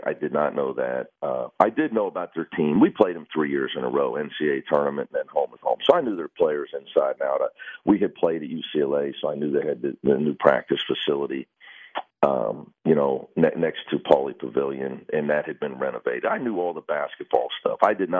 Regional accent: Coleraine, Northern Ireland, United Kingdom; now in Los Angeles, United States; You know, I grew up in Coleraine, man.

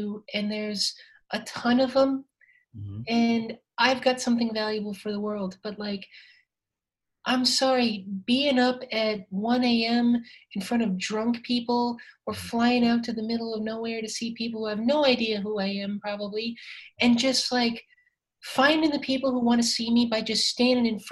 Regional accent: South Dakota, United States; moved away; I grew up a closeted trans person growing up in South Dakota

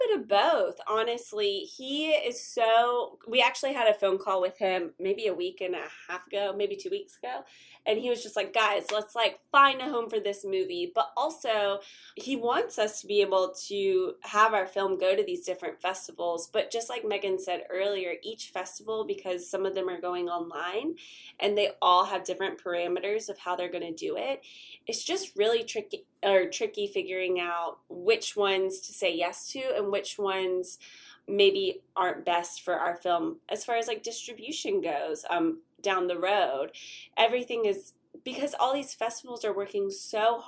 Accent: Wilmington, North Carolina, United States; I was born and raised in Wilmington

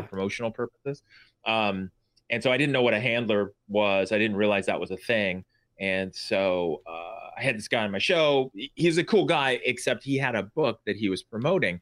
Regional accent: Bay Area, California, United States; moved away; also born or lived in eastern Washington; I grew up in the Bay Area in California

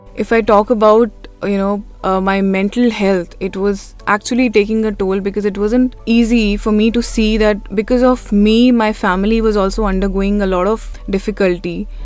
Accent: Sonipat, Haryana, India; moved away as an adult; also born or lived in Delhi NCR; I'm from Sonipat. I have stayed in Delhi NCR for around 9 years

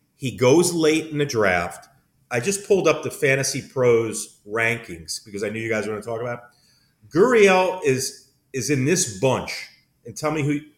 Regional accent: New York, United States; I was growing up in New York

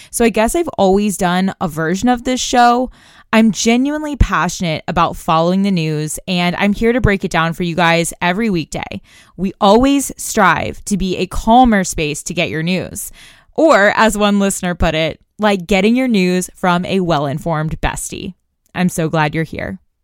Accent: Tulsa, Oklahoma, United States; my hometown of Tulsa

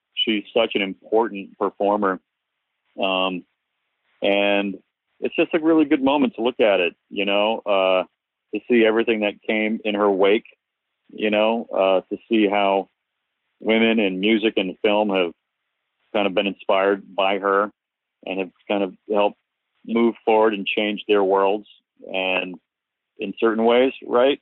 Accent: Cape Cod, Massachusetts, United States; I grew up on Cape Cod

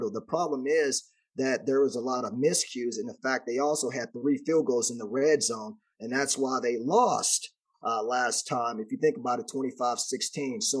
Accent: Texas, United States; I'm from Texas. I live in Texas

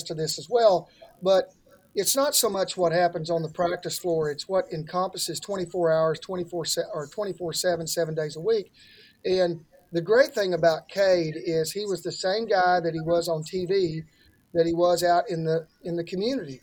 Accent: Oklahoma, United States; This is where I went to school. This is my home state

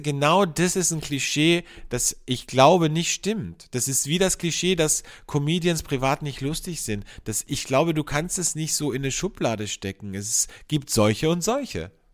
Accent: Carinthia, Austria; moved away as an adult; also born or lived in Vienna, Austria; als ich von, von äh, Kärnten, von meinem Bundesland, wo ich aufgewachsen bin, nach Wien gezogen bin, okay, da war ich 18, 19

